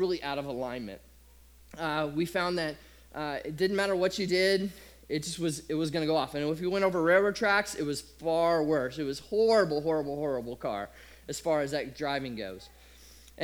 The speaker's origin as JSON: {"language": "English", "region": "Nebraska", "country": "United States", "tie": "born or raised there", "said": "I grew up in Nebraska"}